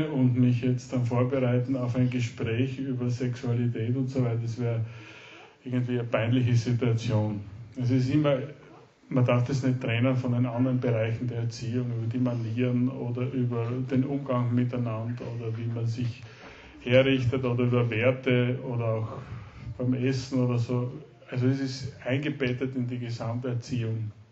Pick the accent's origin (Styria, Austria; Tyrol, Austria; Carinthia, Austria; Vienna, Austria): Styria, Austria; now in Salzburg, Austria; wir sind gebürtige Steirer, leben in Salzburg, in Österreich und ich arbeite in Salzburg.